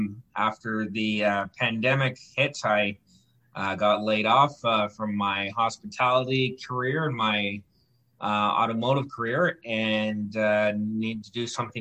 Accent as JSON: {"language": "English", "town": "Campbell River", "region": "British Columbia", "country": "Canada", "tie": "born or raised there", "said": "I grew up in Campbell River for most of my adolescent life on the Humalco Reserve, which is just on the outskirts of Campbell River by the airport. And I went to school there."}